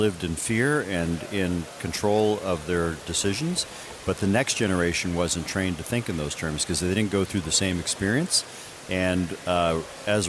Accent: Gladstone, Michigan, United States; I grew up in the Upper Peninsula of Michigan. We are known as Upers

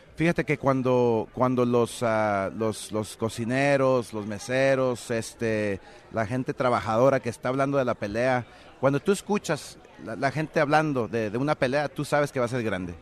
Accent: Mexico; así somos los mexicanos

